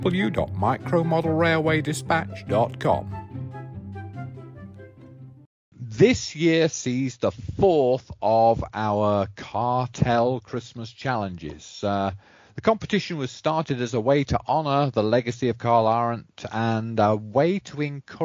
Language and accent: English; England, United Kingdom; moved away; as an Englishman and an English modeler